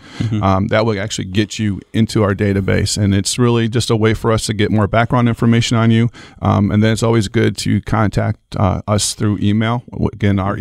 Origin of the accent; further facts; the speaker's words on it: Toledo, Ohio, United States; moved away as an adult; now in Lake Wales, Florida, United States; I was born and raised in Toledo, Ohio